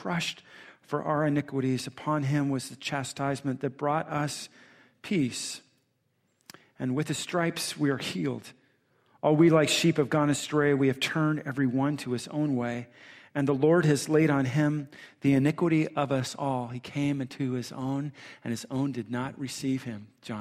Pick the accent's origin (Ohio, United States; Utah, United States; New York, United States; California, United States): California, United States; Southern; moved away as an adult; also born or lived in San Diego / Michigan; we're from Southern California.